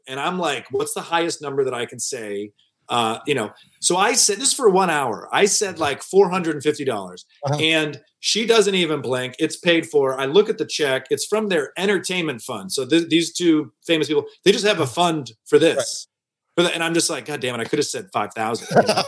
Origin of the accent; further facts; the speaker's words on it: Detroit, Michigan, United States; moved away as an adult; also born or lived in New York / Los Angeles; downtown Detroit, my hometown.